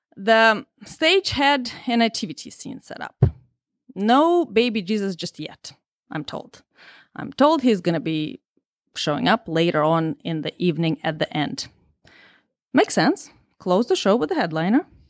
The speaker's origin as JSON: {"language": "English", "country": "Russia", "second_language": "English", "moved": "yes", "said": "I'm Russian, and English is my second language"}